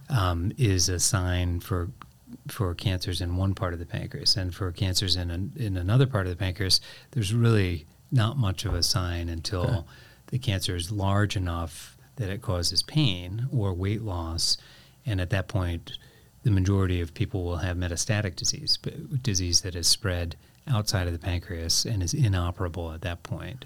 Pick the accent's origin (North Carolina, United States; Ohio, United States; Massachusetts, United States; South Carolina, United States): Ohio, United States; Painesville; moved away; also born or lived in Crawfordsville, Indiana; I grew up mostly on the east side of Cleveland in a okay. town called Painesville, Ohio.